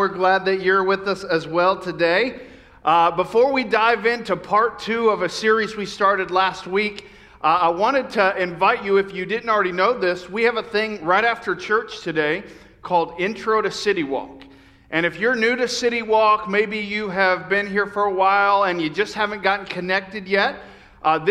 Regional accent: Lakeland, Florida, United States; moved away; I grew up in Lakeland, Florida

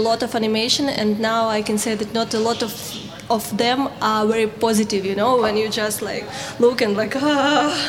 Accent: Ukraine; I'm from Ukraine

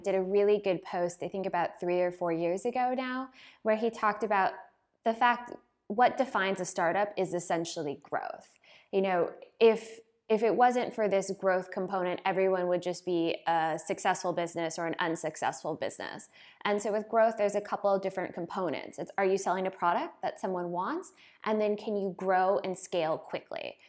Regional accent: United States; moved away as an adult; now in Berlin, Germany; I'm from America

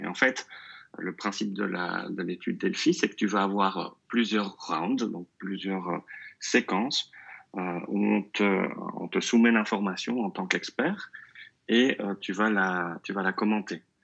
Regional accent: Belgium; first language French; also born or lived in near Brussels (Flemish side); Je suis belge. Euh, je vis euh, tout près de Bruxelles, dans, un petit village euh, du côté néerlandophone

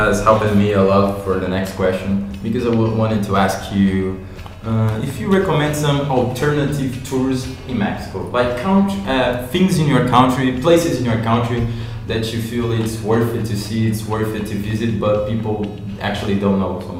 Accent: Brazil; also born or lived in Japan; but then I was raised in Brazil. Like I don't feel Japanese. I feel Brazilian.

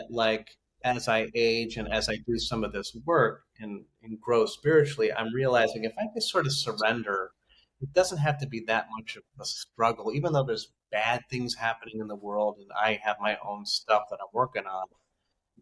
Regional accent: Idaho, United States; I'm a guy from Idaho

